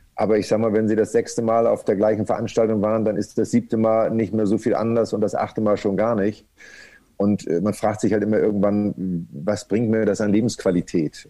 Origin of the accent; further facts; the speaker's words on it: Kreis Pinneberg, Schleswig-Holstein, Germany; now in Hamburg, Germany; ich bin wirklich nur in Pinneberg geboren. Also ich bin nur in dem Krankenhaus zur Welt gekommen und habe dann Pinneberg nie wieder in Anführungsstrichen gesehen, weil ich ja in einem Zaun aufgewachsen bin